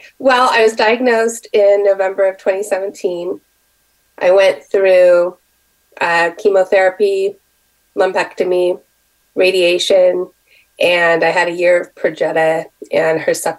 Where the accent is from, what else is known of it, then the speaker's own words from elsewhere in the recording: Seattle, Washington, United States; also born or lived in Bay Area; We're from Seattle originally